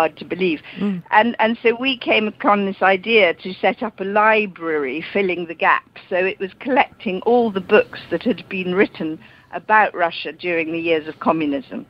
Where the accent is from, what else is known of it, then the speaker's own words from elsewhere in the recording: London, United Kingdom; I was born in London because my father emigrated as a child